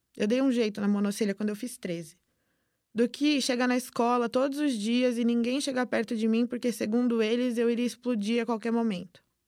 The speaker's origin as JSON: {"language": "Portuguese", "country": "Brazil", "tie": "born or raised there", "said": "Sou filha de pais palestinos, mas nasci e fui criada aqui no Brasil"}